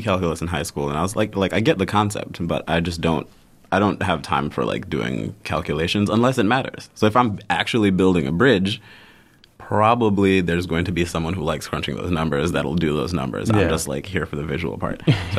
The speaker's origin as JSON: {"language": "English", "town": "Houston", "region": "Texas", "country": "United States", "tie": "born or raised there", "also_born_or_lived": "Zimbabwe / Tanzania / Fort Lauderdale, Florida, United States", "said": "But I was born in Zimbabwe. and left there as a baby, so I don't remember anything about Zimbabwe. Grew up in Houston, Texas from 1 to 7, and then moved to Tanzania, where I stayed until I was 12."}